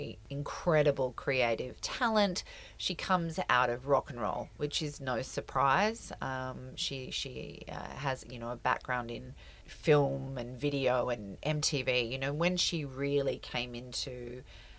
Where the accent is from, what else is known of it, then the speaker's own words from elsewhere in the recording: United States; moved away; I grew up in America